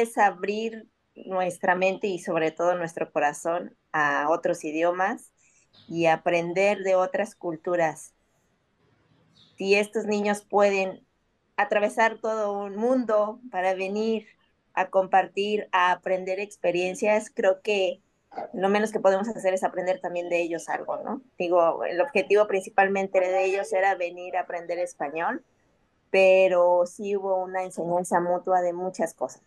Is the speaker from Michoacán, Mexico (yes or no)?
no; Mexico City, Mexico; now in Playa del Carmen, Mexico; aunque vivimos aquí en Playa, muy yo somos de la Ciudad de México